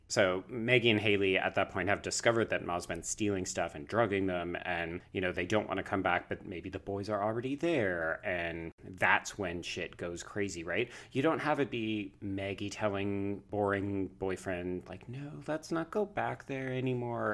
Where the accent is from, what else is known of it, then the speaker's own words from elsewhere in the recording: Canada; I'm also Canadian